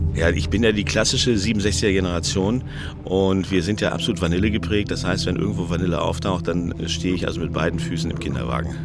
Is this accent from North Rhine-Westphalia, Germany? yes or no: yes; North Rhine-Westphalia, Germany; Ich komme aus Ostwestfalen, da wo die ganzen ähm, Holzwürmer wohnen